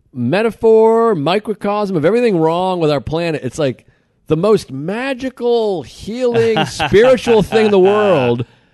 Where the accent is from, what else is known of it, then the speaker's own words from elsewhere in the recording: Hull, Massachusetts, United States; I grew up in Nantasket Beach